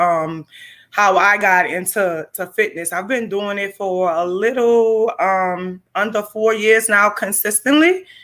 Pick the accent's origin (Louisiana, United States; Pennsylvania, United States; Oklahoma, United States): Louisiana, United States; New Orleans; I'm born and raised in New Orleans